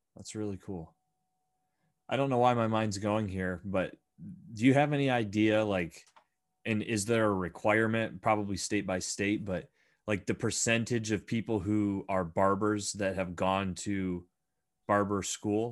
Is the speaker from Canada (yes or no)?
no; Bradford, Pennsylvania, United States; growing up in Bradford some kind of magical and very unique uh I guess community